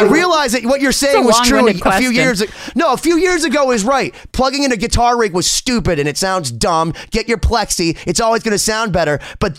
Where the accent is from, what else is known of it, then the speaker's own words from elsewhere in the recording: Boston, Massachusetts, United States; I'm from Boston. I love Boston.